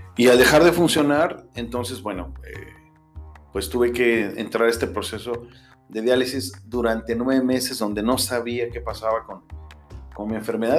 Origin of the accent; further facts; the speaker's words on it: Mexico; first language Spanish; moved away as an adult; nací en México, soy mexicano. Eh, viví casi hasta los 30 años en México.